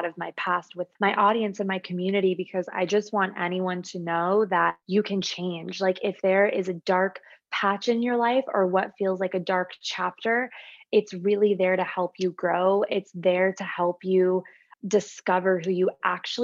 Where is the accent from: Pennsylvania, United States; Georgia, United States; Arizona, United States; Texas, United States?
Arizona, United States; Phoenix; I'm born and raised in Phoenix, Arizona